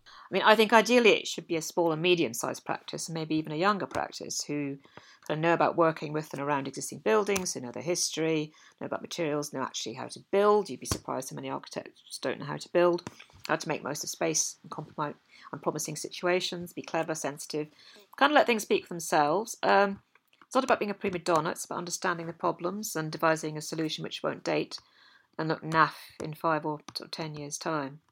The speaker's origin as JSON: {"language": "English", "region": "Scotland", "country": "United Kingdom", "said": "as a Scot"}